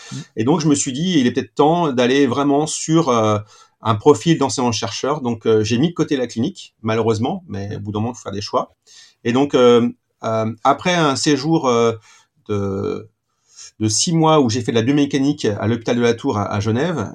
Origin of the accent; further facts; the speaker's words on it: Saint-Étienne, Auvergne-Rhône-Alpes, France; pur stéphanois, comme certains le, le, savent déjà. Donc, j'ai fait euh, ma scolarité à Saint-Étienne